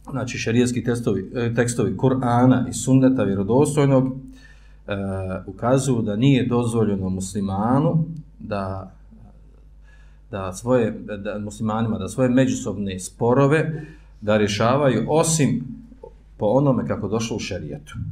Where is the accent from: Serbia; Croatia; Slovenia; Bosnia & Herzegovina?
Bosnia & Herzegovina